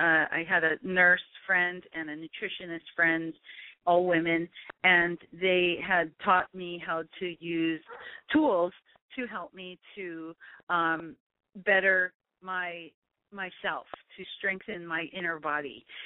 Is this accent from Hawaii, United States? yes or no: yes; Hawaii, United States; And particularly for me and growing up in Hawaii, we were never taught to, like, you know, love ourselves or hug ourselves.